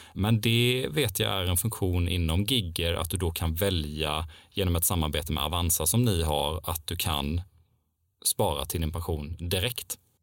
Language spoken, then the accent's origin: Swedish; Älmhult, Kronoberg County, Sweden; jag kommer ju till och med från entreprenörsmäckat Älmhult